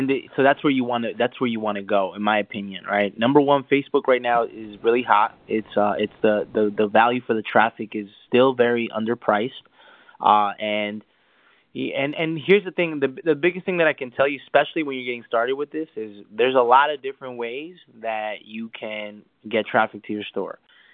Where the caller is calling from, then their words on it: Los Angeles, California, United States; I'm calling from Los Angeles.